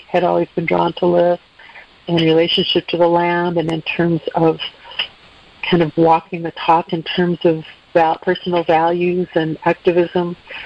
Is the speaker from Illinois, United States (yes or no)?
yes; Chicago, Illinois, United States; now in Mendocino County, United States; I'm originally from the Midwest. I grew up in the suburbs of Chicago